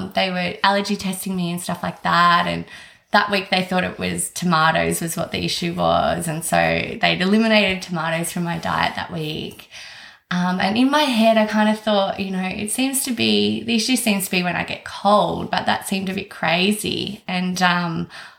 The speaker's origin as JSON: {"language": "English", "area": "South Coast", "region": "New South Wales", "country": "Australia", "tie": "born or raised there", "also_born_or_lived": "Sydney", "said": "I'm from the South Coast. I'm born down here. Grew up here, went to uni here, moved to Sydney for a little bit for work."}